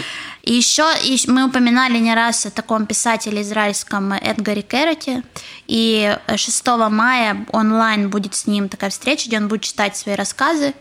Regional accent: Kharkiv, Kharkiv Oblast, Ukraine; moved away as an adult; also born or lived in Saint Petersburg; now in Israel; я из Харькова

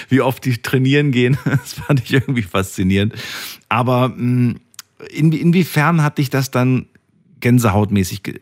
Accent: Bonn, North Rhine-Westphalia, Germany; Ja, ich komme aus Bonn.

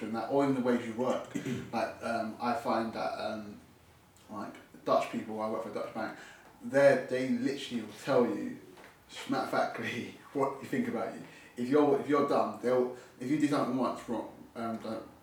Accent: London, United Kingdom; I grew up in North London, I grew up in Tottenham originally

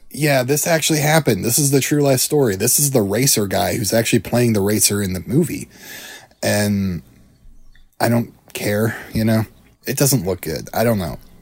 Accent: Iowa, United States; the famous Iowa boy. I'm from Iowa

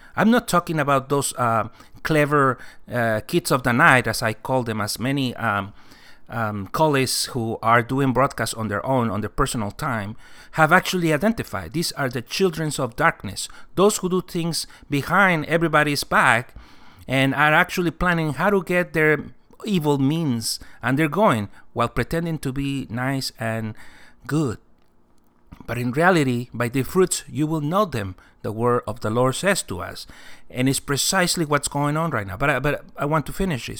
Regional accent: California, United States; I'm Californian

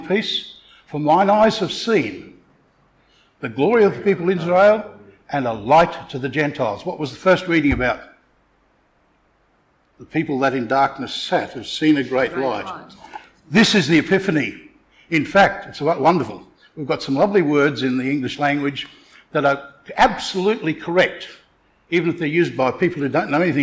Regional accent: Townsville, Queensland, Australia; I come from Townsville.

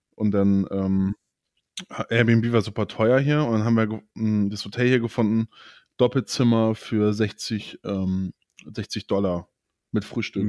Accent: Germany; bei uns

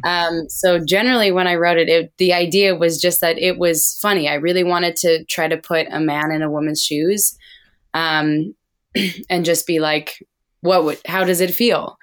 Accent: Alberta, Canada; I grew up in the oil field because I'm from Alberta, which is kinda like the Texas of Canada.

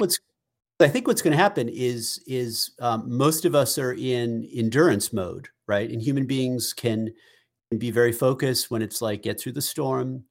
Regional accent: Peabody, Massachusetts, United States; moved to to West Peabody, where you and I grew up

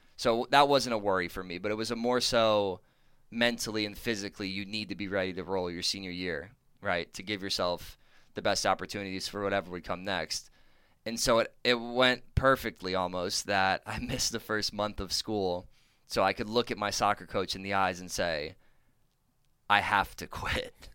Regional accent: Weaverville, North Carolina, United States; moved away as an adult; also born or lived in Southern California; now in Texas, United States; growing up near Asheville, North Carolina

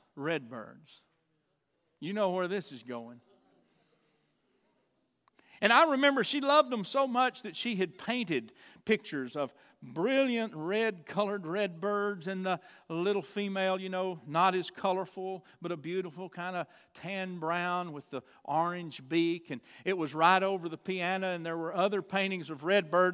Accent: Chandler, United States; I'm from Chandler. I know everything in this town

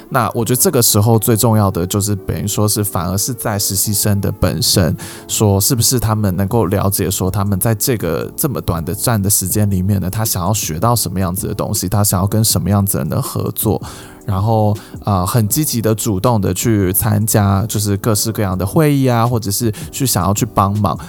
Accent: Taiwan; 我们身为台湾人

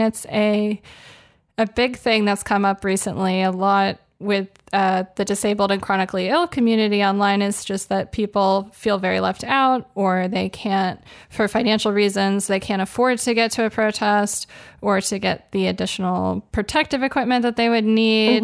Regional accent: Los Angeles, California, United States; I grew up in Los Angeles

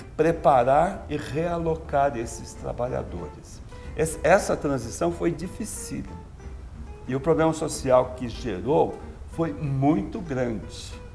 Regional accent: Araraquara, São Paulo, Brazil; eu sou de uma região canavieira, eu sou de Araraquara

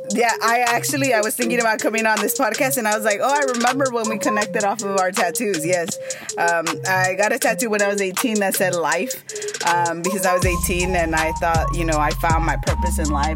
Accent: United States; first language Spanish; English is a second language; i'm an immigrant i was primarily raised in the united states um, i came when i was like three years old

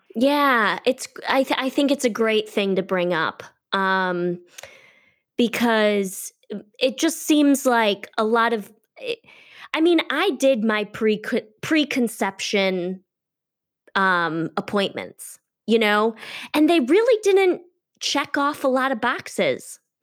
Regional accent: Detroit, Michigan, United States; moved away as an adult; now in California, United States; I'm originally from Detroit

